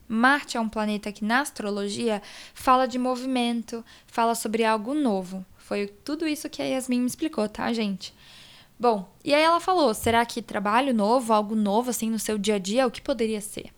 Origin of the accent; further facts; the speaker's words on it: Vitória, Espírito Santo, Brazil; now in São Paulo, Brazil; Eu consegui ir pra Vitória, que é onde eu nasci, onde toda a minha família mora.